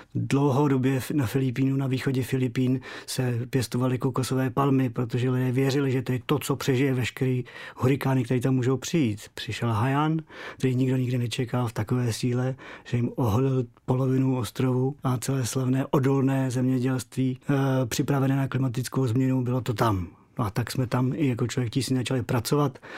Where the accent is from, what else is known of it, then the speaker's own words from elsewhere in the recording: Czechia; u nás v Čechách